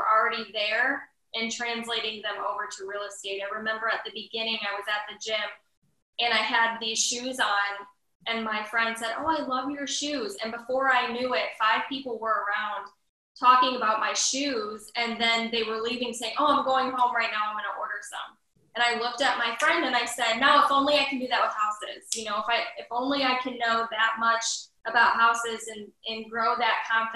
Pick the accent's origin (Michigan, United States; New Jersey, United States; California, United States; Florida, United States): Michigan, United States; Detroit metro area; I'm from the Detroit metro area